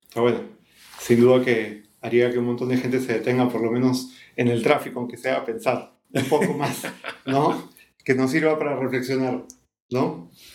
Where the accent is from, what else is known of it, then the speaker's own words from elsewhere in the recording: Peru; como peruanos, específicamente como peruanos